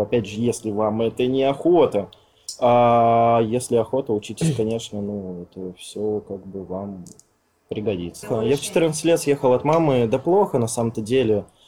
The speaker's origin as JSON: {"language": "Russian", "region": "Siberia", "country": "Russia", "moved": "as an adult", "lives_now": "Moscow, Russia", "said": "Я из Сибири, я только два месяца в Москве."}